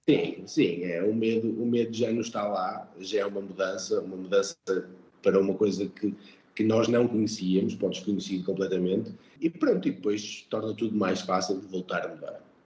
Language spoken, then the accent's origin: Portuguese; Portugal; moved away as an adult; also born or lived in England; now in Riyadh, Saudi Arabia; sempre me senti bem-vindo aqui uh, como português